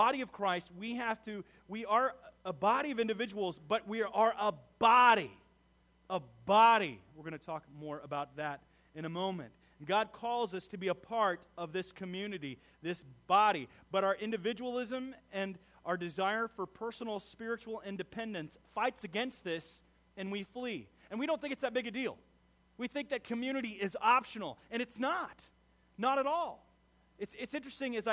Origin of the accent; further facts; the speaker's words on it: United States; We as American